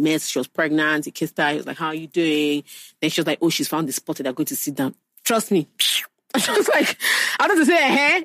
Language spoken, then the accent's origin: English; Nigeria; I'm also Nigerian.